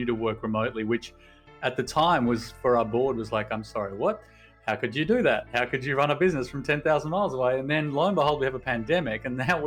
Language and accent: English; Sydney, New South Wales, Australia; moved away as an adult; also born or lived in Portland, Oregon; We are from Sydney, Australia, but we moved to Portland, Oregon